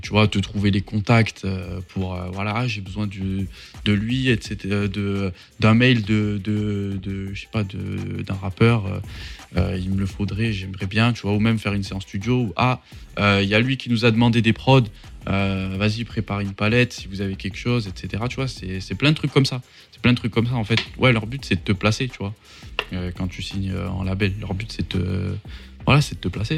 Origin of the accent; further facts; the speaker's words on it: Mont-de-Marsan, Nouvelle-Aquitaine, France; je suis pas de Paris, tu vois, je suis, euh, je suis de Mont-de-Marsan